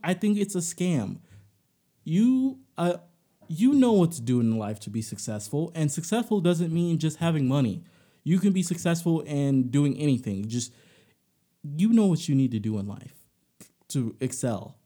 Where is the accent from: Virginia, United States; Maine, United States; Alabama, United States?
Alabama, United States; I'm from Alabama, so, you know, my family, they go for Bama